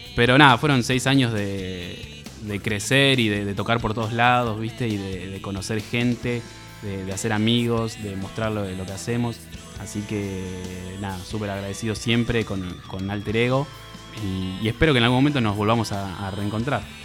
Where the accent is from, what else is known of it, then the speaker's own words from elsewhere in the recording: Campana, Buenos Aires Province, Argentina; yo soy de Campana